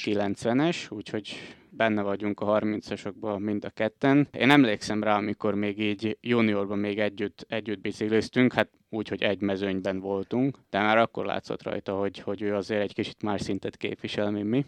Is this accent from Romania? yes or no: no; Komárno, Nitra Region, Slovakia; moved away as an adult; now in Bratislava, Slovakia; Komáromba születtem.